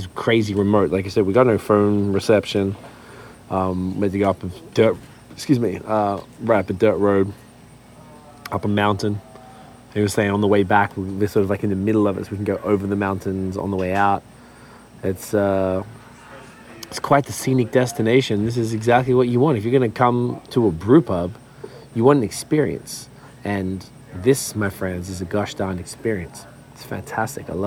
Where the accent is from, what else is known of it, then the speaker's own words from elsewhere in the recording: Australia; moved away; I'm from Australia